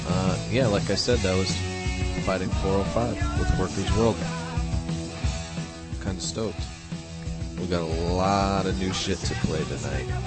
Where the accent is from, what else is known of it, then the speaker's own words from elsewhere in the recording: United States; That's, that's how I grew up, man. Grew up going to punk shows and. Uh, you know, every weekend there was always something going on. Uh, you'd walk up to the the closest bar or something, or take the train into the city, New York City